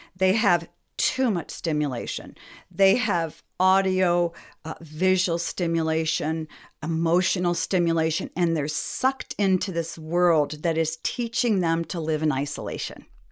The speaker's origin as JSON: {"language": "English", "region": "New England", "country": "United States", "tie": "born or raised there", "also_born_or_lived": "Milwaukee, Wisconsin", "moved": "as an adult", "lives_now": "Traverse City, Michigan, United States", "said": "I grew up in New England."}